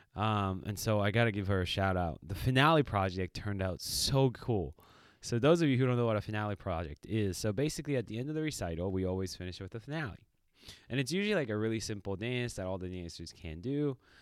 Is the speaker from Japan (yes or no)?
yes; Japan; moved away; when you're growing up in Japan in the school system, there's a cleaning p-, period.